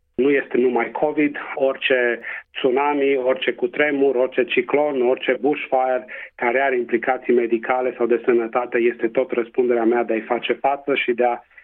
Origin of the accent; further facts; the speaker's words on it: Transylvania, Romania; accent: Transylvanian; first language Romanian; now in Western Australia, Australia; să mă adresez conaționalilor în limba maternă, cu accent ardelenesc